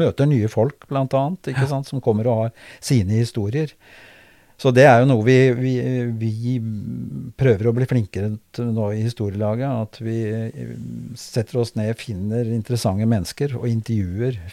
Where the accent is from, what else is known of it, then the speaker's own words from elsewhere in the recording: Kragerø, Telemark, Norway; moved away as an adult; now in Drammen, Norway; jeg er født i Kragerø og har vokst opp i Kragerø.